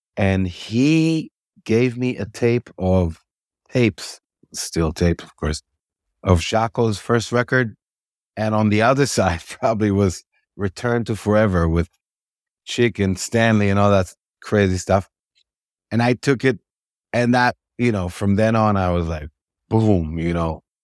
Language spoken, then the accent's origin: English; Israel; I was born in Israel in nineteen seventy